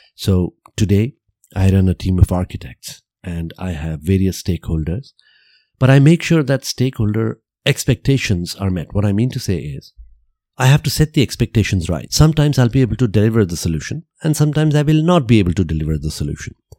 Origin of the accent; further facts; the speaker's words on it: Vadodara, Gujarat, India; I was born and brought up in Gujarat, and I grew up there and I saw the people around there